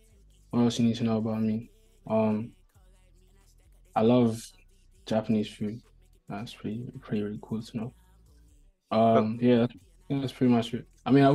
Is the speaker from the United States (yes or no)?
no; Luton, East of England, United Kingdom; also born or lived in West London / North London / Nigeria (ancestry); now in London, United Kingdom; So I'm originally from Luton. I was born in West London, but I did most of my schooling up in Luton. But nowadays, I be in North London most of my time.